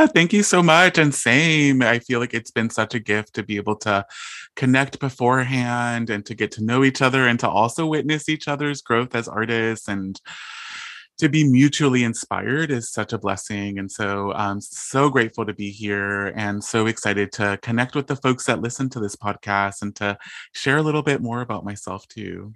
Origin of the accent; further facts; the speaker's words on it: Bloomington, California, United States; also born or lived in East Los Angeles; I come from a really small town called Bloomington in Southern California. So I was born in East L A, and then my parents and my family and I, we all moved to a small town